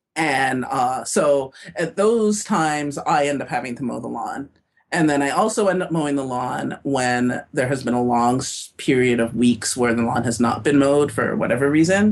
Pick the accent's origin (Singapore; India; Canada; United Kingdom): Canada; Toronto, Ontario; now in Minnesota, United States; I am from Toronto